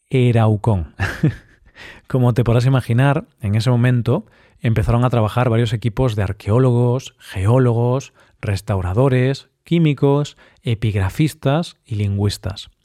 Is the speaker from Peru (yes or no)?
no; Spain; Esta lengua en nuestro país se habla en el País Vasco y en zonas de Navarra.